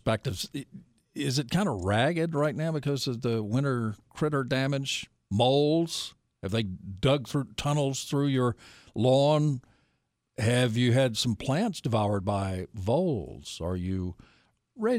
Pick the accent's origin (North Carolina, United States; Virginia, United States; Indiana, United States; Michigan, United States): North Carolina, United States; Nashville; I grew up in Nashville